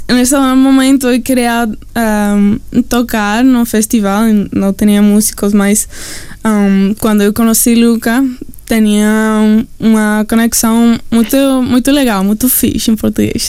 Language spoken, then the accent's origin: Portuguese; Vancouver, British Columbia, Canada; Portuguese is a second language; moved away as an adult; also born or lived in Mexico / Amazonas, Brazil; now in Brazil; eu cresci, eu nasci em Canadá, um, ah, em Vancouver. Uhum. E, então, toda a minha vida eu morei lá